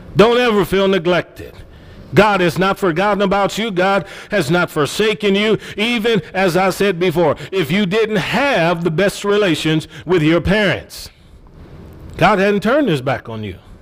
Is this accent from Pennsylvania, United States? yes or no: no; Cleveland, Ohio, United States; Growing up in Cleveland, Ohio, I've seen parents that were on government assistance when my friends were in Head Start with me